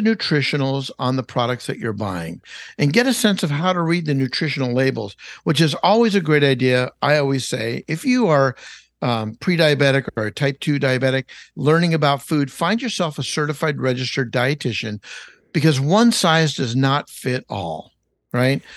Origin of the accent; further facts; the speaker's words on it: Los Angeles, California, United States; I grew up in Los Angeles, California. That's, that's my home, born and raised